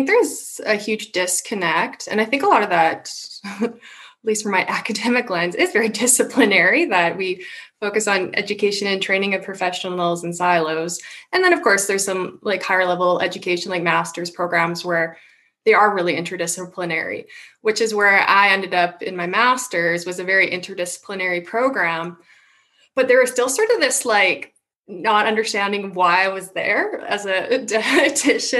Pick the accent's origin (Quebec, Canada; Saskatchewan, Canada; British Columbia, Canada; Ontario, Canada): Saskatchewan, Canada; Saskatoon; also born or lived in Manitoba; I grew up in Saskatoon